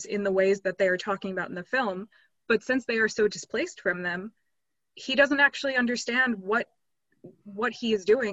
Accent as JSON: {"language": "English", "country": "United States", "tie": "born or raised there", "moved": "yes", "said": "I am American, grew up there"}